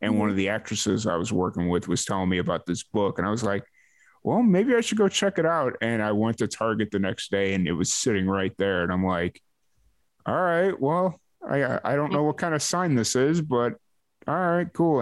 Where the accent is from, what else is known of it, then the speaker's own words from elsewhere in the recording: Chicago, Illinois, United States; I'm from Chicago